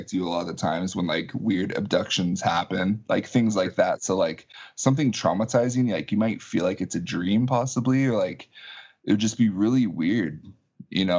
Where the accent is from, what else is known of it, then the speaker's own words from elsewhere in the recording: Arlington, Washington, United States; also born or lived in Alaska; I was born in Alaska. My parents were teachers. And so my dad got a job as a principal down here. So he moved down here to Arlington when I was in the third grade.